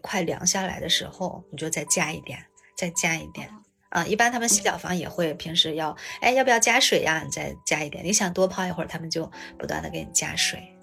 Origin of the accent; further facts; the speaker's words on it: Shanxi, China; 我们山西这边暖气大多都供得挺好的